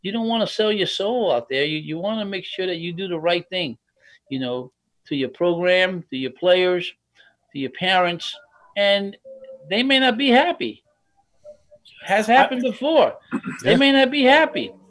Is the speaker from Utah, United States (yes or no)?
no; New York City, New York, United States; I'm from Manhattan